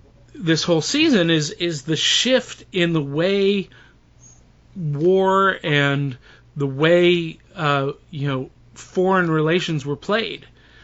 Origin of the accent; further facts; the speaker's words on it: Canton, Ohio, United States; From my hometown of Canton, Ohio